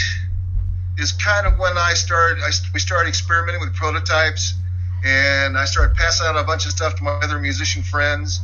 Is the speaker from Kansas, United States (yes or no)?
no; Los Angeles, California, United States; now in Poncha Springs, United States; I grew up in Los Angeles